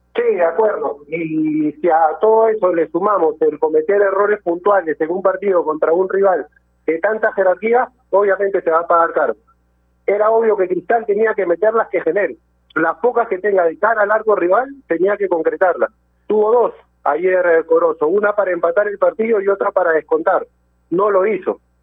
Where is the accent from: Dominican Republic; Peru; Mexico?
Peru; nosotros como peruanos